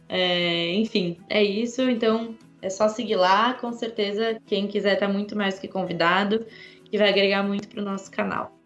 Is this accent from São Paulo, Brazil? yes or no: yes; São Paulo, Brazil; moved away as an adult; also born or lived in Piracicaba; now in Tasmania, Australia; eu cresci em São Paulo